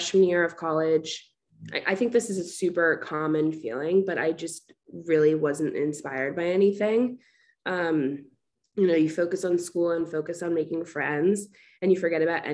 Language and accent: English; Short Hills, New Jersey, United States; moved away as an adult; also born or lived in Fairfield, Connecticut; now in Washington, D.C., United States; I'm from Short Hills, New Jersey. It's like 30 minutes outside of New York